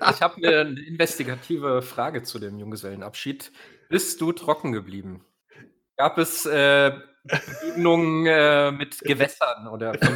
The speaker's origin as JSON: {"language": "German", "area": "Äppelwoi-Land", "region": "Hesse", "country": "Germany", "also_born_or_lived": "Rodgau, Hesse", "said": "ich komme aus dem Appleboy-Land"}